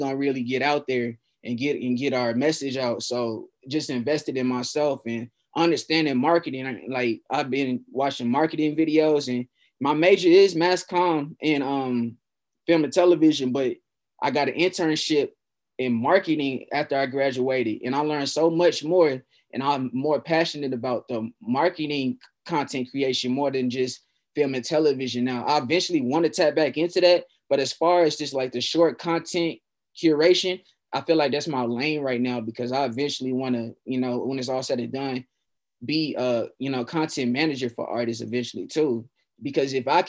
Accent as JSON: {"language": "English", "town": "Fort Worth", "region": "Texas", "country": "United States", "tie": "born or raised there", "said": "we're both from Fort Worth, and we both love our city"}